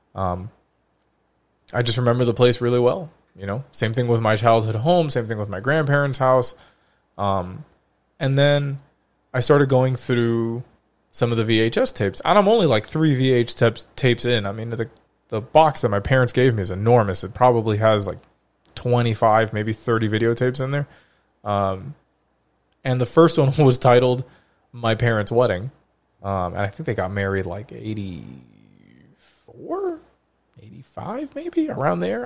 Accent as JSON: {"language": "English", "region": "Florida", "country": "United States", "said": "Florida, my home state."}